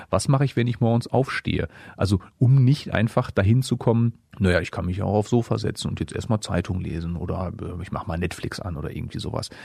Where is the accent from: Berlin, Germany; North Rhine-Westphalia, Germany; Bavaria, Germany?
North Rhine-Westphalia, Germany; Essen; moved away as an adult; also born or lived in Dortmund; now in Hameln, Germany; Ich komme ja gebürtig aus Essen